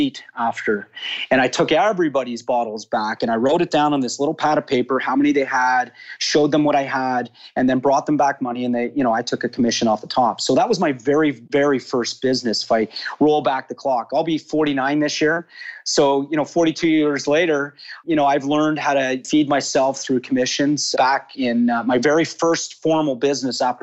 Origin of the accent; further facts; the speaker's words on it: Toronto, Ontario, Canada; now in Florida, United States; I grew up in Toronto, born and raised actually.